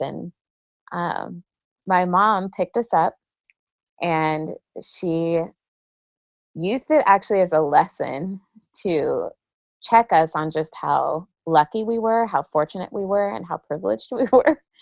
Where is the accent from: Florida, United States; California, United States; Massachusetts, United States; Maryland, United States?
California, United States; San Jose; I grew up in the Bay Area uh, in San Jose, California